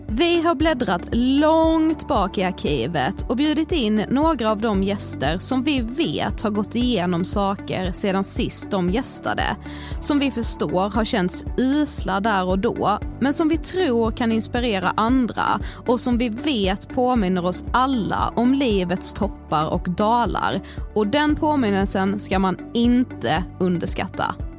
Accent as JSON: {"language": "Swedish", "town": "Karlshamn", "region": "Blekinge", "country": "Sweden", "said": "vi kommer från Karlshamn"}